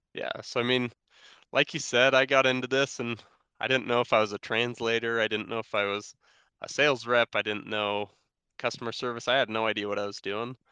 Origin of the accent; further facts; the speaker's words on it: Sandy, Utah, United States; I grew up here in Salt Lake City, Utah, in Sandy